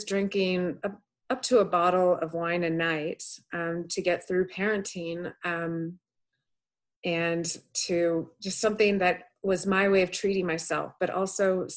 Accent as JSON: {"language": "English", "area": "the Bay Area", "region": "California", "country": "United States", "tie": "born or raised there", "also_born_or_lived": "Boston", "moved": "yes", "lives_now": "Reno, United States", "said": "I grew up in the Bay Area"}